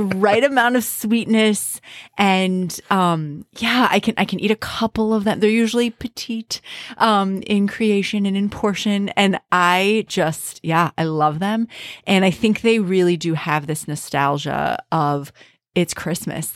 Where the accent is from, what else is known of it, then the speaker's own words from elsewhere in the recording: Minnesota, United States; as a Minnesotan